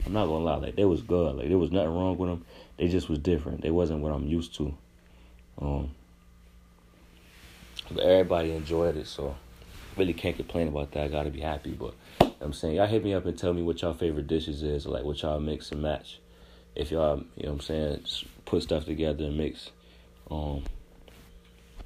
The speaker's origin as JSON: {"language": "English", "town": "Rochester", "region": "New York", "country": "United States", "moved": "yes", "lives_now": "Greensboro, United States", "said": "I'm from Rochester, New York"}